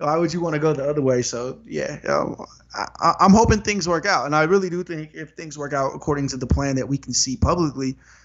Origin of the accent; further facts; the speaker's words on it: Sacramento, California, United States; I'm from Sacramento